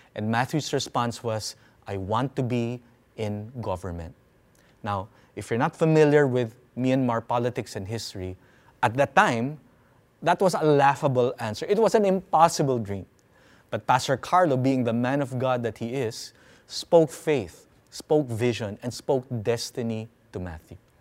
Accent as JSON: {"language": "English", "country": "Philippines", "said": "I'm a Filipino"}